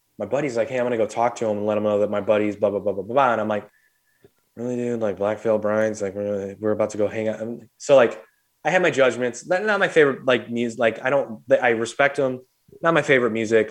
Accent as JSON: {"language": "English", "town": "St. Louis", "region": "Missouri", "country": "United States", "said": "two stupid, dumb hardheads from St. Louis"}